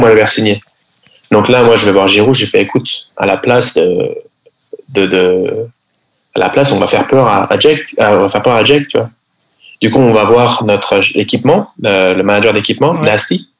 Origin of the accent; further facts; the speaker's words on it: Paris, Île-de-France, France; first language French; moved away as an adult; also born or lived in Sweden; je suis français, je, je viens de Paris.